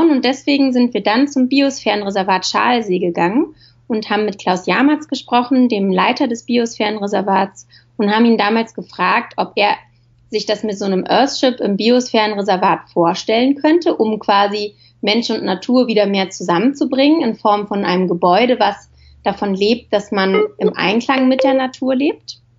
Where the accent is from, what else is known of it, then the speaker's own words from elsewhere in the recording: Berlin, Germany; Äh, also, aufgewachsen bin ich in Berlin und habe da zuerst Film- und Fernsehproduktion studiert in Potsdam an der Filmschule Konrad Wolf.